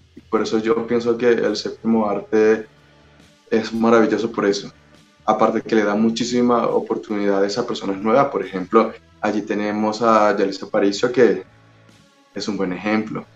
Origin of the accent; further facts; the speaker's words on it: Caracas, Capital District, Venezuela; accent: Venezuelan; now in Mexico; Yo soy de Venezuela, soy de Caracas